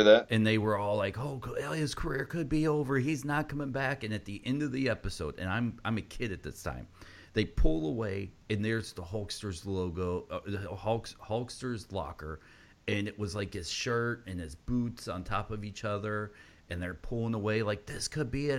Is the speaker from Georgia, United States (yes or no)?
yes; Georgia, United States; I was growing up in Georgia